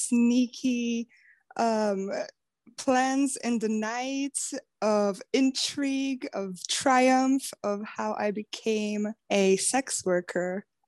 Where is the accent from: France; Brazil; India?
Brazil; moved away; I'm from Brazil, and so I don't have family here